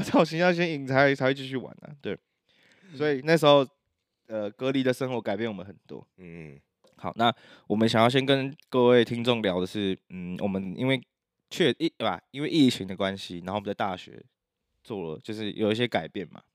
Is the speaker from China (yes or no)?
no; Taiwan; 就我们台湾人就自己骂爆